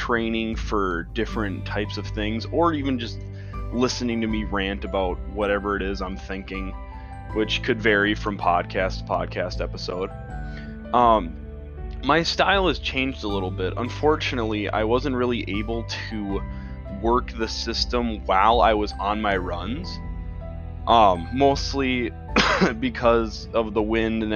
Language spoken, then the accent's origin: English; Midwest United States, United States; I'm from the Midwest United States.